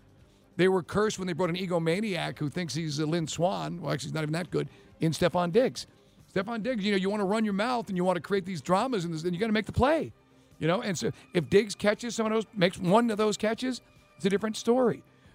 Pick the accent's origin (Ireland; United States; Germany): Ireland; Well, I'm Irish. I've got tiny little hands.